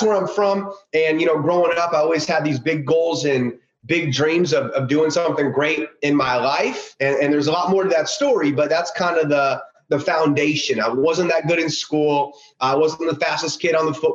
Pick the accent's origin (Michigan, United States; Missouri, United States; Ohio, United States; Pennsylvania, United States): Ohio, United States; Columbus; also born or lived in Houston, Texas; I was born in Houston, Texas, but we grew up in Columbus, Ohio